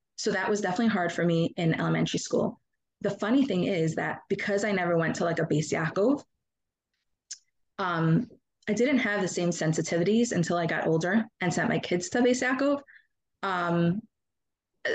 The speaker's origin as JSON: {"language": "English", "town": "Monsey", "region": "New York", "country": "United States", "tie": "born or raised there", "said": "I grew up in Muncie"}